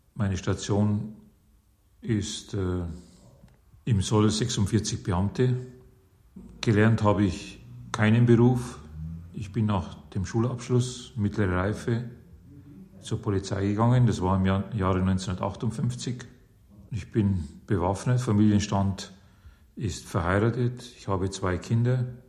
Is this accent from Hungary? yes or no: yes; Mosonmagyaróvár, Győr-Moson-Sopron, Hungary; now in Germany; Ich bin in Altenburg geboren das Altenburg liegt in Ungarn.